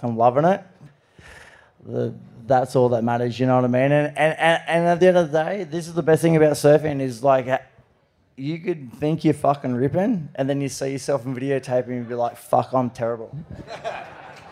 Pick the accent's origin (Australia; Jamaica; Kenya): Australia; Cronulla, New South Wales; I grew up around Cronulla